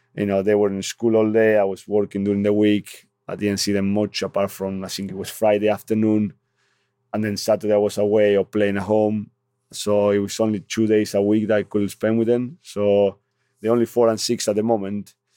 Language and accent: English; Argentina; English is a second language; now in North East England, United Kingdom; I'm from Argentina